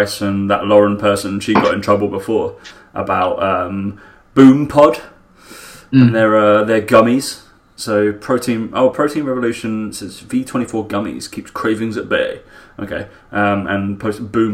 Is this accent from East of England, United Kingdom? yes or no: yes; Essex, East of England, United Kingdom; I'm from Essex, as you can tell from my accent.